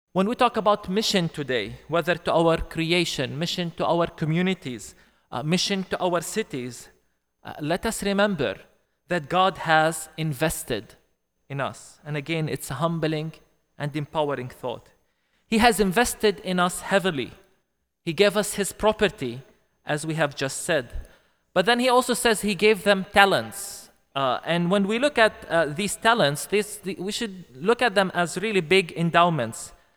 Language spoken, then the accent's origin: English; Bethlehem, West Bank, Palestine; I come from Bethlehem, Palestine, uh, the place, uh, where Jesus was born